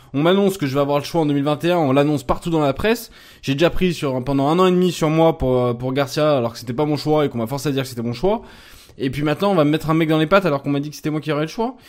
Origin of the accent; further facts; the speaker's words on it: Lyon, Auvergne-Rhône-Alpes, France; en tant que lyonnais euh, né à Lyon et de fils de supporters lyonnais